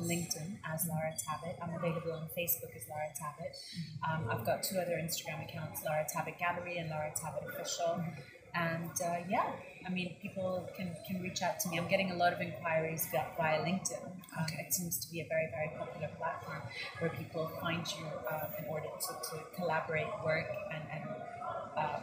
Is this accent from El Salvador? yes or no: no; Dubai, United Arab Emirates; also born or lived in Switzerland; I'm originally Lebanese, born and brought up in Dubai.